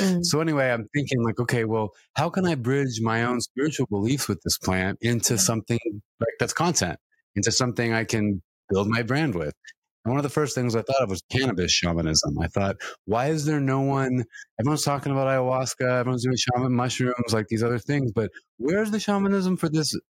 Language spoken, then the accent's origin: English; California, United States; I'm from California